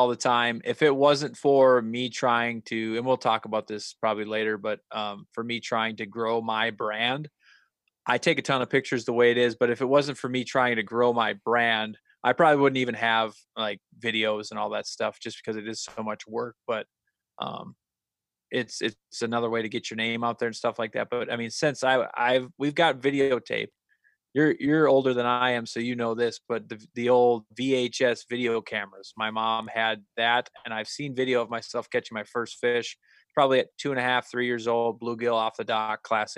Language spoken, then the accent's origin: English; Tower City, North Dakota, United States; I'm from Tower City, North Dakota